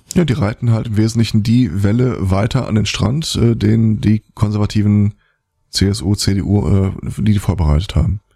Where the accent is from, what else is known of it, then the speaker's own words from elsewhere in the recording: Germany; bei uns in Deutschland